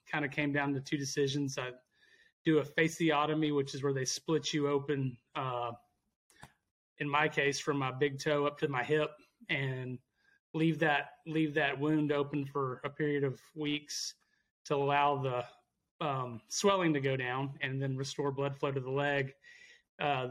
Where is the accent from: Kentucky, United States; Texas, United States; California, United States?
Texas, United States; Abilene; Born and raised in Abilene, Texas.